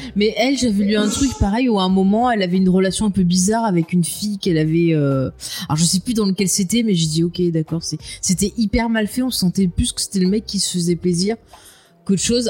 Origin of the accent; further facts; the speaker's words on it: France; chez nous en France